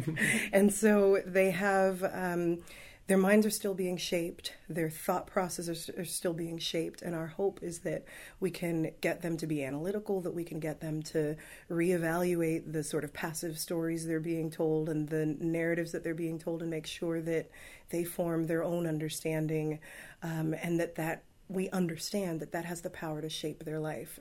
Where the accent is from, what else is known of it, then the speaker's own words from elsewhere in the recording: Los Angeles, California, United States; also born or lived in Palos Verdes; I grew up in the Watts neighborhood